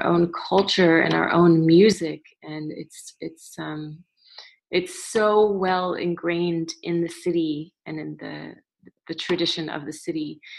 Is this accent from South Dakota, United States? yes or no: no; New Orleans, Louisiana, United States; also born or lived in New York City; growing up in New Orleans